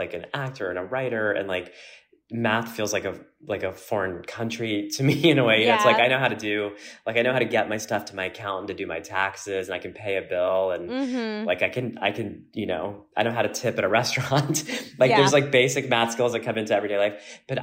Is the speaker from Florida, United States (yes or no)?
yes; Florida, United States; growing up in Florida